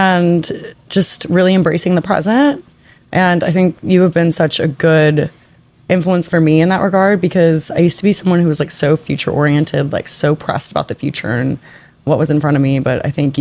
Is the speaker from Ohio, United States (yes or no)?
no; New Orleans, Louisiana, United States; moved away; I'm originally from New Orleans